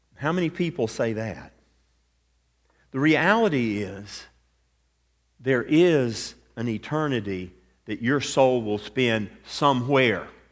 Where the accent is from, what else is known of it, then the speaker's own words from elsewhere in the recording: Atlanta, Georgia, United States; I grew up in Atlanta, Georgia